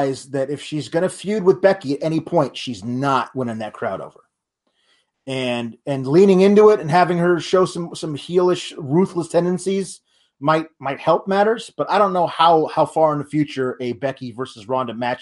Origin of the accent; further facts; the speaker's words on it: Oregon, United States; moved away; I'm spending my first Christmas in my home state in like 10 years.